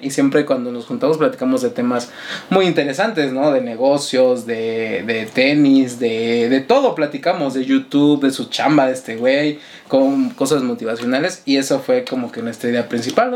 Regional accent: Mexico City, Mexico; somos de la Ciudad de México y, y notarán que decimos mucho güey

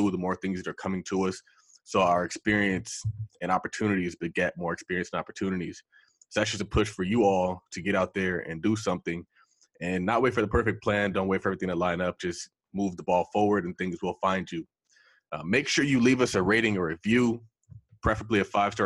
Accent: California, United States; I'm from California

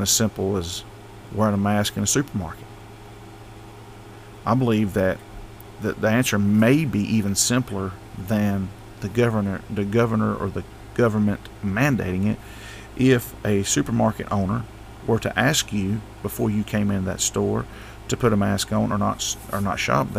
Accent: United States; As an American

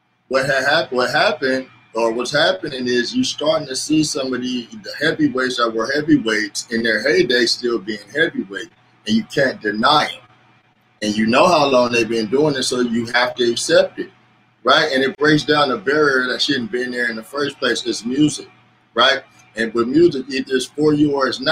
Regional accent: Los Angeles, California, United States; moved away as an adult; now in Bakersfield, United States; I'm from Los Angeles, but I live about 2 hours out in Central California

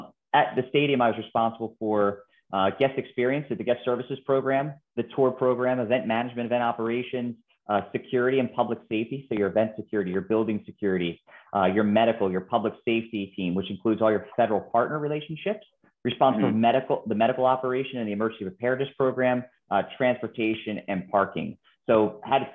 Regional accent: Philadelphia, Pennsylvania, United States; moved away as an adult; also born or lived in Minneapolis / Washington, D.C.; Born and raised in Philadelphia, you know, Eagles fan at heart

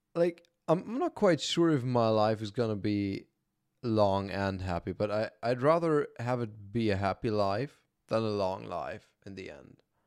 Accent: Germany; I was born and raised in Germany

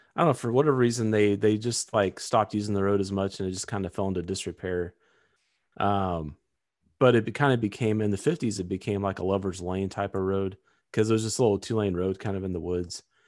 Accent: Missouri, United States; it is in Missouri, so that's kind of my home state

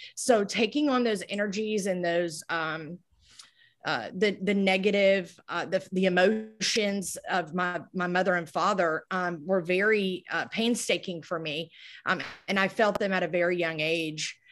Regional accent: Moncks Corner, South Carolina, United States; I'm actually from Monk's Corner, South Carolina. It's a little town here, um, near Charleston, about thirty miles

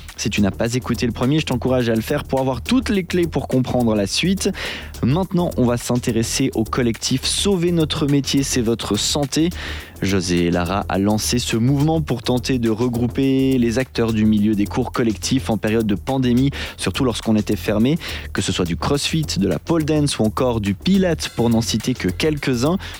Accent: French-speaking Switzerland, Romandy, Switzerland; chez nous en Suisse romande

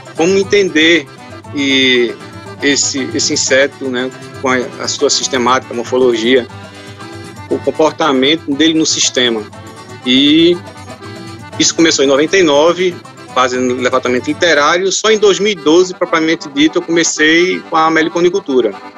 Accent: Recife, Pernambuco, Brazil; moved away as an adult; now in Bonito, Brazil; eu sou natural de Recife

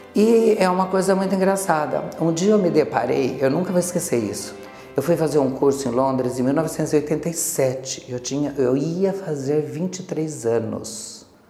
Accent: Osvaldo Cruz, São Paulo, Brazil; moved away; A minha história começou aqui realmente em Sol do Cruz, pois eu nasci aqui. E a minha criação foi de uma família muito simples, muito normal, comum de uma cidade do interior

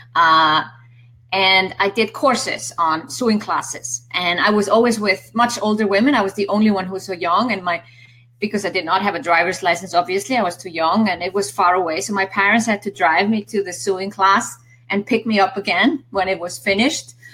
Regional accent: Iceland; I come from Iceland

